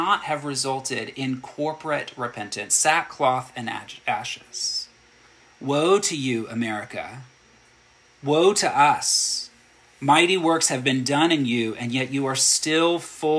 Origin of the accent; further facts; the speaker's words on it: United States; as an American citizen and a Christian.